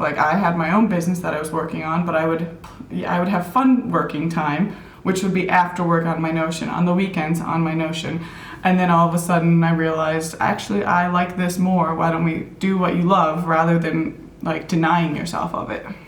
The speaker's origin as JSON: {"language": "English", "town": "Minneapolis", "region": "Minnesota", "country": "United States", "tie": "born or raised there", "also_born_or_lived": "Thailand", "moved": "yes", "lives_now": "New Zealand", "said": "I was born and raised in Minneapolis, Minnesota"}